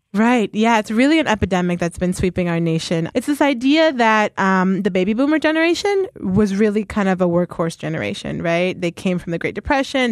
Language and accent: English; Ohio, United States; now in Philadelphia, United States; I am from Ohio originally.